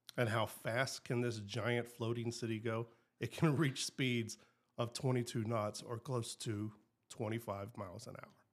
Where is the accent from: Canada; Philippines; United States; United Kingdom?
United States; the South; I'm from South